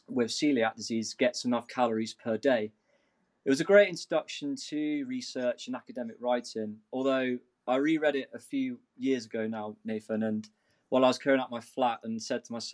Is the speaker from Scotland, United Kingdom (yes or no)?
no; Newquay, South West England, United Kingdom; moved away as an adult; also born or lived in Somerset; now in Edinburgh, United Kingdom; where I grew up in Newquay